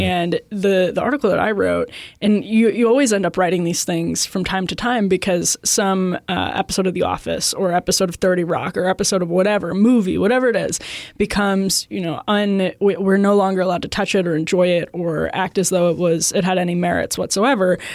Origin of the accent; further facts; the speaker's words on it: outside Milwaukee, Wisconsin, United States; growing up outside Milwaukee